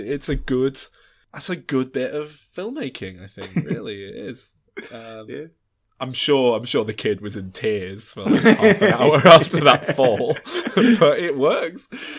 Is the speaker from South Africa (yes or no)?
no; Glasgow, Scotland, United Kingdom; now in Maine, United States; You may have noticed, lads, I've picked up a bit of a twang my time spent living here in Maine. So I'm originally from Glasgow.